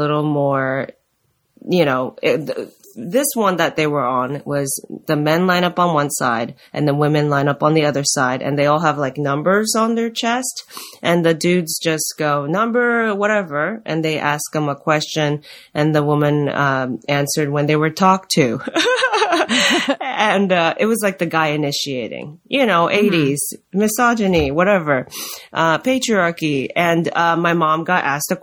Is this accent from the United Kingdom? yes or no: no; Japan; moved away; I'm from Japan